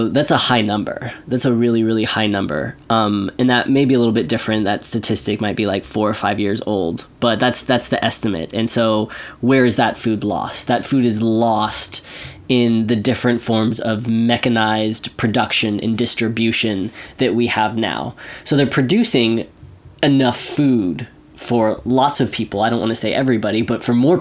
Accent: Central Valley, California, United States; I come from the Central Valley. Like, that's where a good chunk of the food in this country is produced

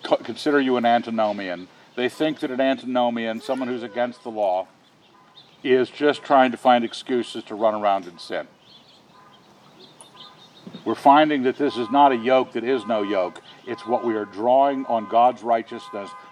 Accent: United States; a natural-born American. I was born and raised here.

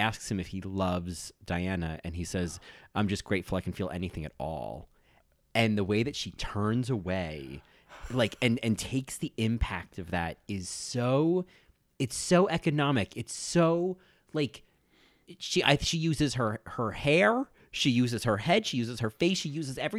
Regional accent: New Jersey, United States; I'm from New Jersey.

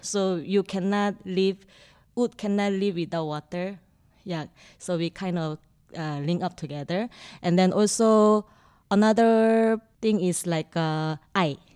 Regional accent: Singapore; I'm from Singapore

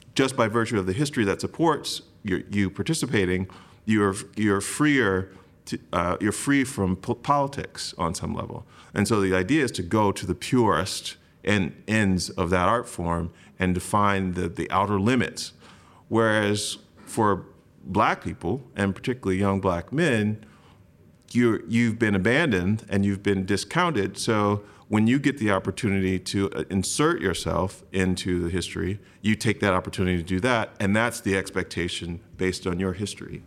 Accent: Grand Rapids, Michigan, United States; I was born in Grand Rapids, Michigan.

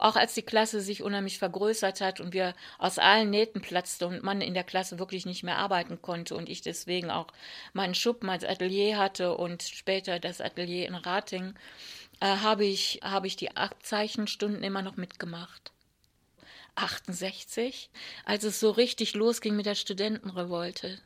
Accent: Wuppertal, North Rhine-Westphalia, Germany; Als ich ungefähr zwölf war, sind meine Eltern nach Wuppertal gezogen. Und dann war ich für den Rest meiner Jugend im Rheinland

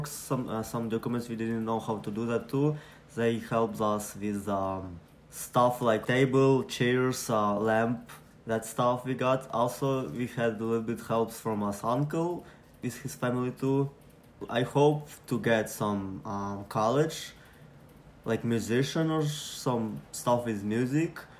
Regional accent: Lviv, Lviv Oblast, Ukraine; English is a second language; moved away as an adult; now in Buffalo, United States; and I came from Ukraine. Name of city is Lviv. This is like a good and nice city. It's a tourist city.

